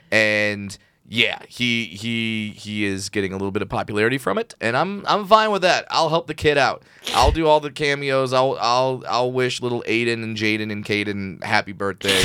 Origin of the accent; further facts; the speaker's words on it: Orange County, California, United States; I grew up in Orange County